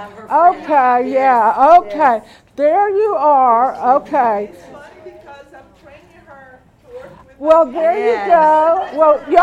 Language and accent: English; Pearland, Texas, United States; I was raised in Pearland for over 40 years